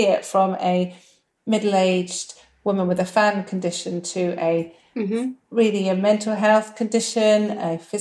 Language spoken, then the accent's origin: English; United Kingdom; we're very British